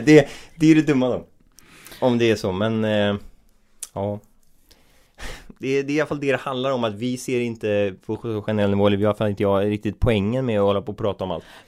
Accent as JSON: {"language": "Swedish", "area": "Bohuslän", "region": "Västra Götaland", "country": "Sweden", "said": "vi är från Bohuslän så vi säger ju mas"}